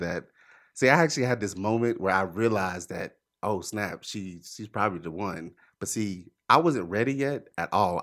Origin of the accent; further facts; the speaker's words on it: Charlotte, North Carolina, United States; I'm from Charlotte. I'm from here